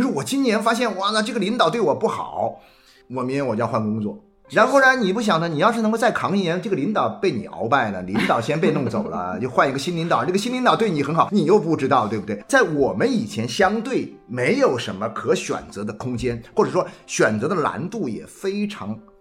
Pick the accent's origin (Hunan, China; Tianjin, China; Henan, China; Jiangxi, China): Jiangxi, China; Nanchang; also born or lived in Xiamen; 是我，是从南昌招到这边去的